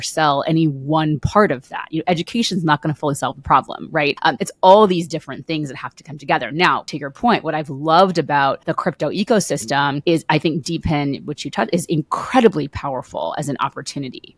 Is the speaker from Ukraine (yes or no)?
no; United States; I'm an American and I live in the United States